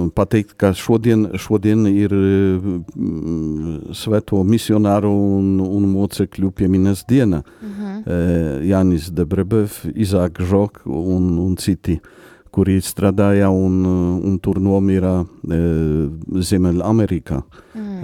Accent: Poland; Latvian is a second language; moved away as an adult; also born or lived in Vatican City; now in Latvia; es esmu polis

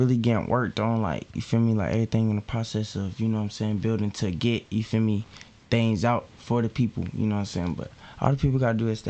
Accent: Harnett County, North Carolina, United States; I'm from Harnett County, bro.

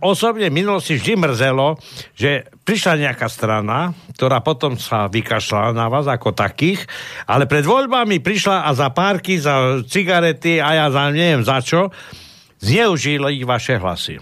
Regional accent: Košice, Košice Region, Slovakia; vyrastal som v Košiciach

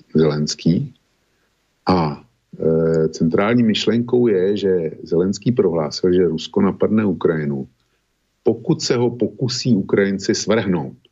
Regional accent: Bohemia, Czechia; also born or lived in Prague; u nás v Čechách

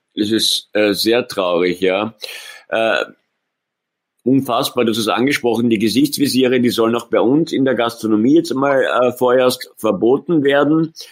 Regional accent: Austria; Bei uns in Österreich

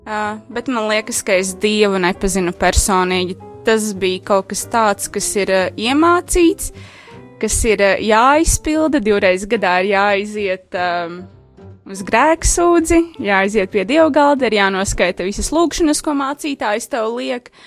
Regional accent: Rēzekne, Latgale, Latvia; moved away as an adult; now in Riga, Latvia; Un tad, kad es pārcēlos no Rēzaknes uz Rīgu studiju dēļ, es sākotnēji meklēju katoļu baznīcu

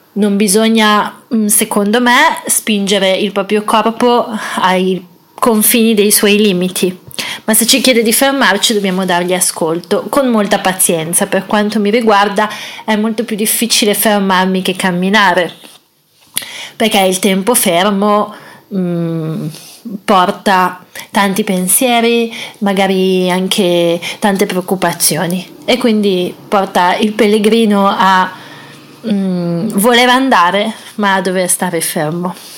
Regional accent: Italy; l'Italia, che è il mio paese

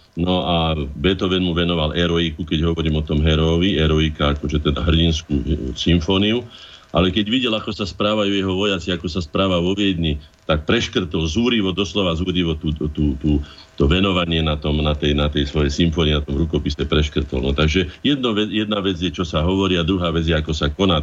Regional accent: Slovakia; ako jediný Slovák

